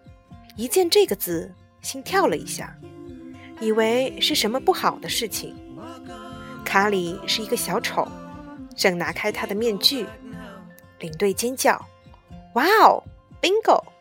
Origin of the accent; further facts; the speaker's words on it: Hong Kong; 我才用广东话问他：“你也会说广东话？”我是香港人。